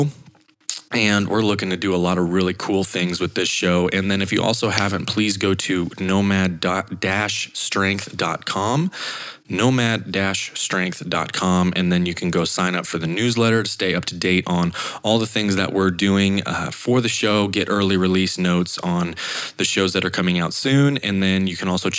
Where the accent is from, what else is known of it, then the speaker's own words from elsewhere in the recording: Idaho, United States; moved away as an adult; also born or lived in Montana; I had another ESPN affiliate internship back in Idaho in my hometown.